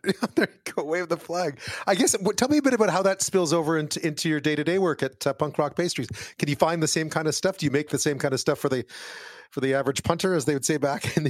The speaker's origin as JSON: {"language": "English", "country": "Canada", "tie": "born or raised there", "said": "growing up in Canada and also being so exposed to the U.S."}